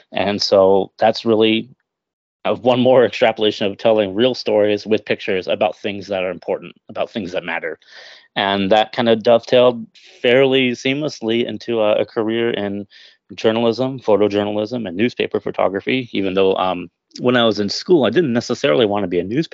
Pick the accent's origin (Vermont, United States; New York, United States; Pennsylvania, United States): Vermont, United States; Chelsea; general store in Chelsea, Vermont, my hometown